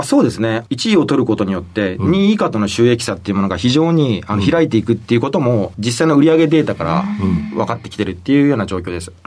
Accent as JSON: {"language": "Japanese", "region": "Hiroshima", "country": "Japan", "tie": "born or raised there", "said": "えー、広島県の広島市生まれでして"}